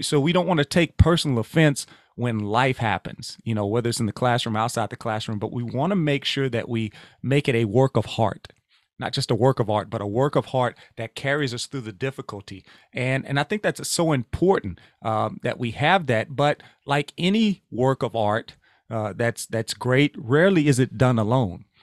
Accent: Louisiana, United States; moved away; I'm originally from Louisiana

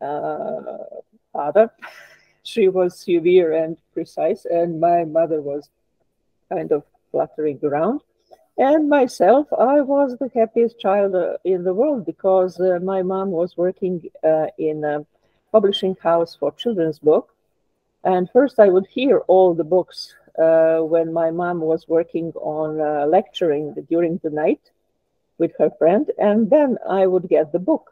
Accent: Belgrade, Serbia; now in Ljubljana, Slovenia; I was born in Belgrade, so I'm not a Slovenian, as many nationalists here would like to underline. I'm a foreigner here in Slovenia.

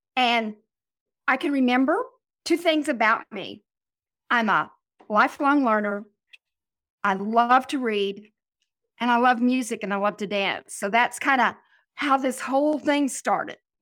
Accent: Oklahoma, United States; I'm from Oklahoma

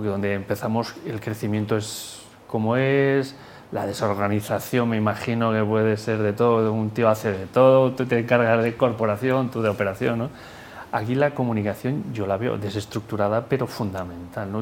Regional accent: Galicia, Spain; yo soy gallego

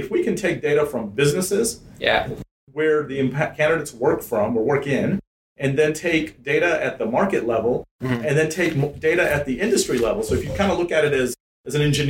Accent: Atlanta, Georgia, United States; English is a second language; also born or lived in India; I grew up in Atlanta

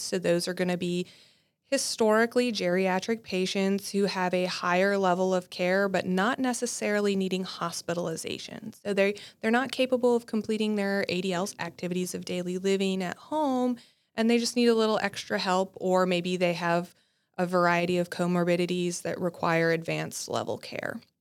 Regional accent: North Dakota, United States; moved away as an adult; also born or lived in Nebraska / Ohio; I'm actually from North Dakota

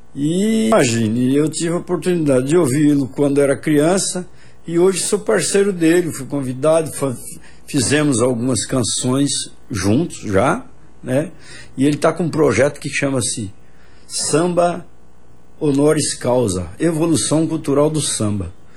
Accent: Flora Rica, São Paulo, Brazil; moved away as an adult; now in João Pessoa, Brazil; eu coloco uma parte de onde eu nasci, onde eu morei a minha vida toda, 30 anos, lá em Flora Rica

